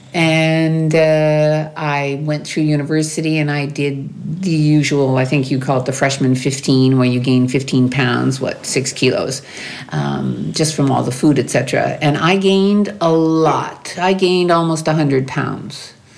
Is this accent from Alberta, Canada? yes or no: no; New Brunswick, Canada; moved away as an adult; now in France; I'm from the east part of Canada, the sud-est de Quebec. I'm from New Brunswick, which is the only bilingual province in the country